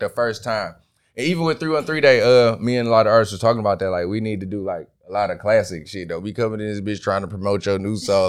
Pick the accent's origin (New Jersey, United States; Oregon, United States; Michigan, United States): Michigan, United States; Detroit; From Detroit, East Side